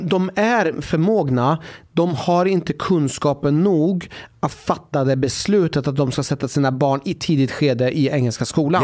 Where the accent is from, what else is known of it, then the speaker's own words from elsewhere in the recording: Sweden; vår identitet som svensk